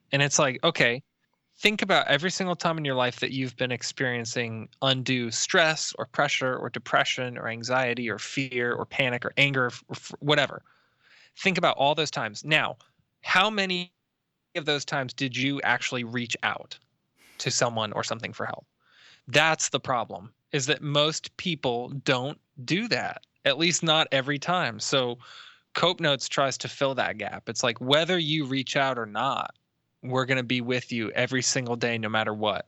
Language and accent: English; Tampa, Florida, United States; I'm from Tampa